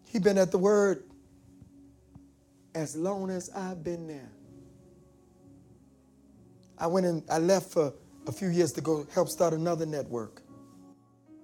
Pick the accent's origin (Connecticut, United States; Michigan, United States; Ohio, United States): Michigan, United States; Detroit; moved away; also born or lived in Delaware; I'm from Detroit. I was in Delaware then